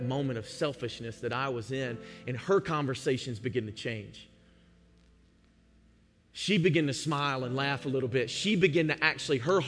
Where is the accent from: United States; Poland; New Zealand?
United States; Georgia; moved away; I'm from Georgia